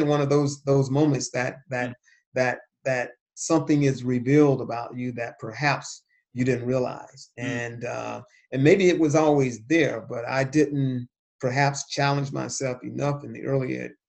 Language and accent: English; Cuthbert, Georgia, United States; the town that I grew up in, which was a small town in southwest Georgia called Cuthbert